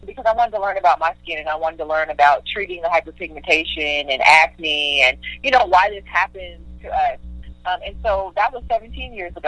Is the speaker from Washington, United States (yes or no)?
yes; Seattle, Washington, United States; growing up in Seattle, Washington